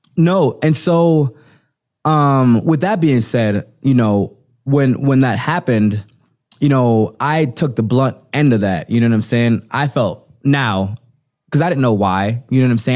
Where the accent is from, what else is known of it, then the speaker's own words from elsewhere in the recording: Jamaica; also born or lived in Florida; now in United States; growing up in Jamaica